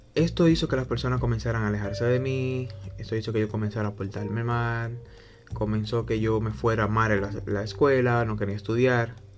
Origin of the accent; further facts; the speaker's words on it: Dominican Republic; soy de la República Dominicana